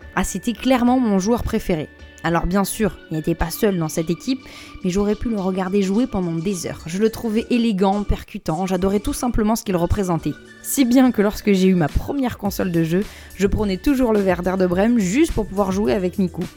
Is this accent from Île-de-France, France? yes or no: no; Bordeaux, Nouvelle-Aquitaine, France; now in Paris, France; chez moi à Bordeaux